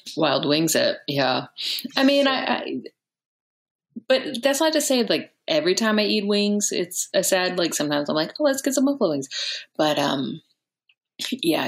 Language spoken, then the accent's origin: English; Texas, United States; also born or lived in Chicago; now in Los Angeles, United States; I'm from Texas, but I lived in Chicago for a little while